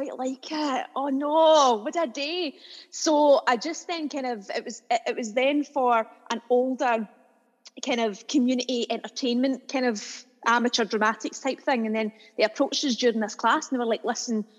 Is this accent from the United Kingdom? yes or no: yes; Lanark, Scotland, United Kingdom; moved away as an adult; I lived my life in a small town outside of Glasgow in Lanarkshire called Lanark.